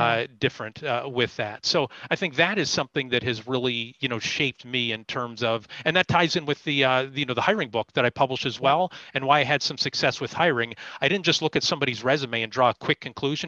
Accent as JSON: {"language": "English", "town": "Erie", "region": "Pennsylvania", "country": "United States", "tie": "born or raised there", "said": "I'm from Erie. Uh, I'm an Erie native, so b- born and raised"}